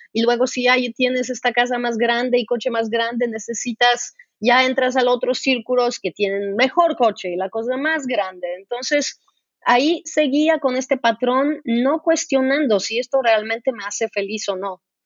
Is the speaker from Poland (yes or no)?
yes; Poland; Spanish is a second language; moved away as an adult; also born or lived in Brazil; Yo crecí, yo nací en Polonia y crecí en comunismo